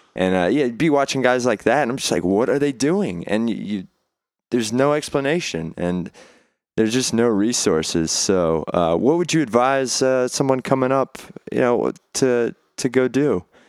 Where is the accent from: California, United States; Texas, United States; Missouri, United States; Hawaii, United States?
Texas, United States; Beaumont; I'm from Beaumont, Texas, and I was playing, uh, all around town